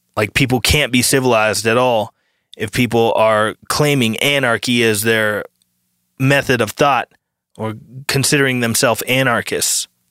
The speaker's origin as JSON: {"language": "English", "country": "United States", "said": "as an American citizen"}